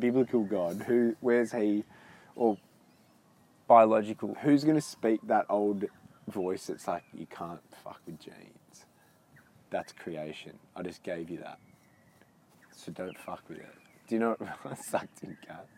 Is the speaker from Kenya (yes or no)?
no; Australia